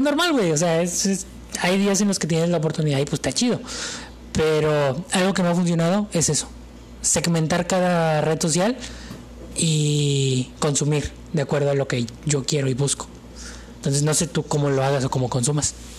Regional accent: Mexico

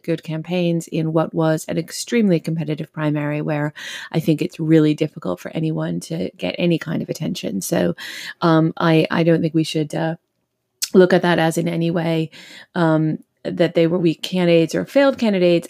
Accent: Massachusetts, United States; Massachusetts, my home state

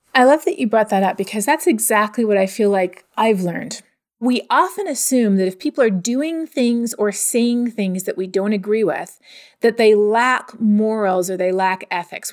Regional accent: Canada; also born or lived in United States / West Texas; now in Texas, United States; growing up in Canada

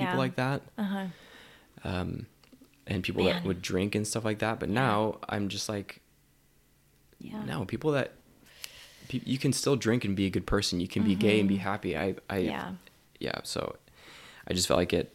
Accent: Oregon, United States; moved away; also born or lived in Utah; I'm from Oregon

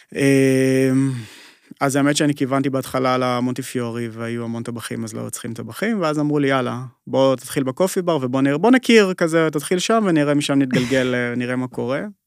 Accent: Kiryat Tiv'on, Northern District, Israel; also born or lived in Yokneam; אני ככה במקור מה, מהצפון, גדלתי בגיר הטבעון ואחרי זה עברנו ליוקנעם

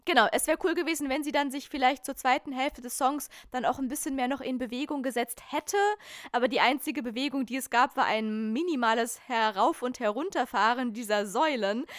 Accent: Lake Constance area, Germany; now in Berlin, Germany; wir sind einfach Kinder aus dem Dreiländereck.

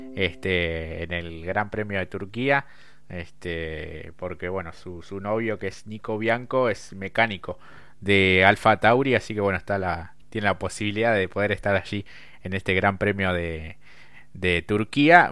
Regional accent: Argentina; como, como argentino

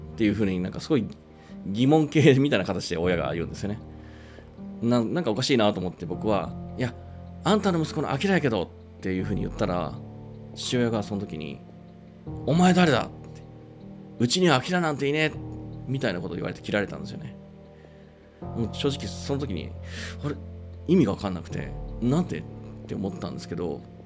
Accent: Japan; also born or lived in Mongolia

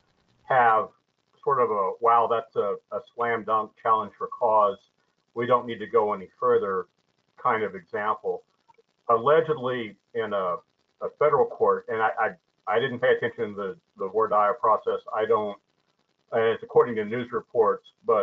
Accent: Oklahoma, United States; I'm from Oklahoma, so I say voir dire

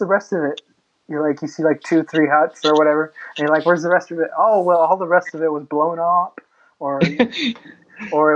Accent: San Antonio, Texas, United States; now in Houston, United States; I'm from San Antonio. I was born in San Antonio.

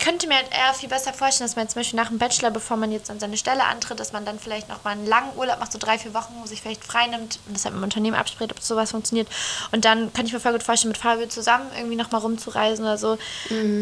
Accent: Northern Germany, Germany; wir sind ja beide jetzt im Norden groß geworden.

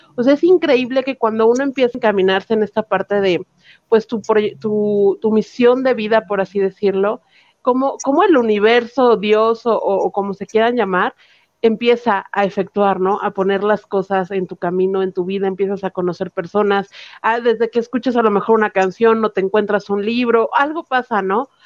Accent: Mexico; como mexicanos

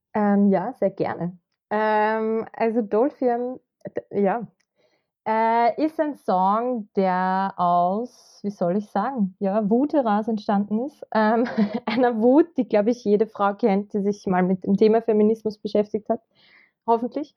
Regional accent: Kremsmünster, Upper Austria, Austria; moved away as an adult; now in Vienna, Austria; Ich komme aus Oberösterreich, aus dem schönen Münster

